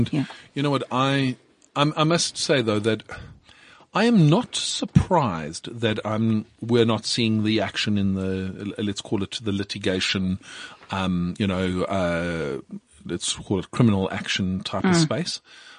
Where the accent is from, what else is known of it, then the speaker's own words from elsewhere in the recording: South Africa; as a South African CA, I am expected to uphold the highest standards